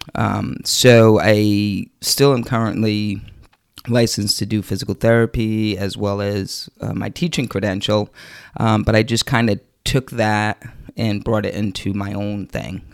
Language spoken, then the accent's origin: English; East Providence, Rhode Island, United States; I grew up in East Providence, Rhode Island. Um, I'm still currently there.